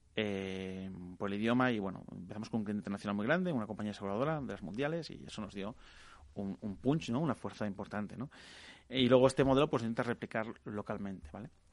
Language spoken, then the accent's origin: Spanish; Catalonia, Spain; yo que soy catalana